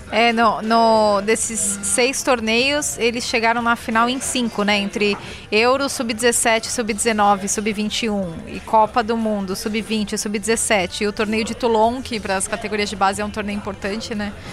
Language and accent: Portuguese; São Paulo, Brazil; Aí eu, de São Paulo